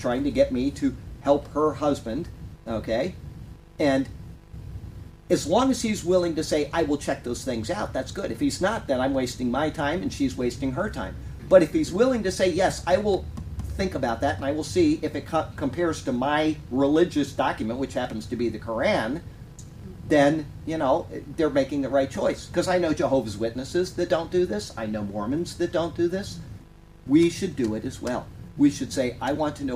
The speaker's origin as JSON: {"language": "English", "town": "Sarasota", "region": "Florida", "country": "United States", "tie": "born or raised there", "said": "I grew up in Sarasota, Florida here"}